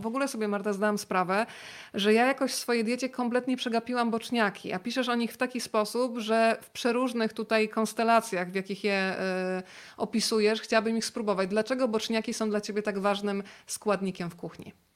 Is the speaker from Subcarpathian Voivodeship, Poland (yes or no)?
yes; Rzeszów, Subcarpathian Voivodeship, Poland; moved away; u mnie w Rzeszowie tego majonezu tyle nie było